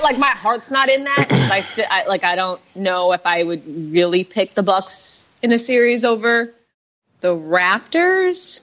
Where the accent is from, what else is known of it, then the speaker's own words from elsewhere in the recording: Chicago, Illinois, United States; now in New York, United States; I'm from Chicago